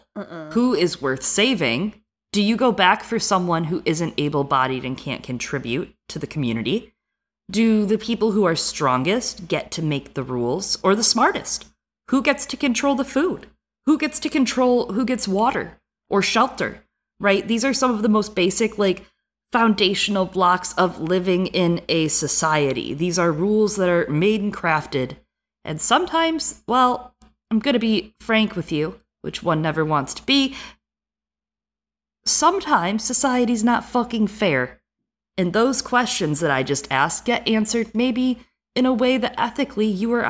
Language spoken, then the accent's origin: English; Midwest, United States; accent: Midwest; also born or lived in East Coast; Okay, I'm going to go back to my accent, which is like Midwest that has lived on the East Coast, but also reads a lot.